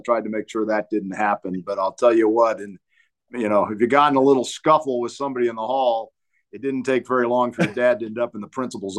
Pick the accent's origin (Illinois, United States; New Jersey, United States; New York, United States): Illinois, United States; Champaign; now in Denver, United States; I grew up in Central Illinois, a town called Champaign.